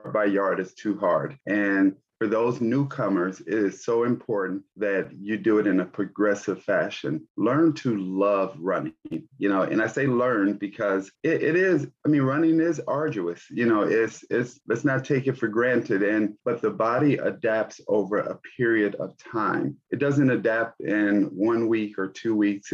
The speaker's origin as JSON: {"language": "English", "town": "Gary", "region": "Indiana", "country": "United States", "tie": "born or raised there", "said": "I'm from Gary, Indiana. And during that time, Gary was the homicide capital of the U.S. And so there was a lot of things that were going on during my childhood"}